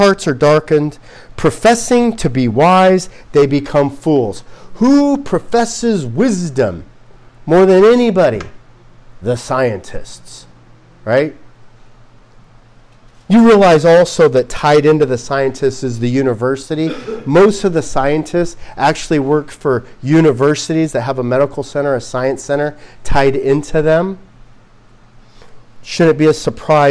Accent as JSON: {"language": "English", "region": "Southern California", "country": "United States", "said": "We come from Southern California"}